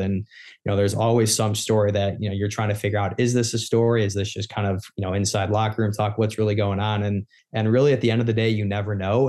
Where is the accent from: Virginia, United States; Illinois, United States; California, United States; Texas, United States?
Illinois, United States; Chicago; growing up in Chicago